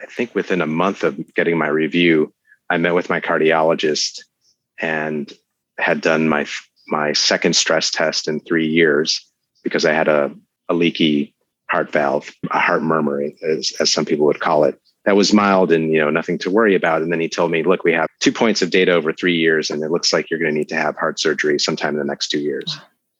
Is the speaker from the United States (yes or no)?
yes; Chicago, Illinois, United States; we're both from Chicago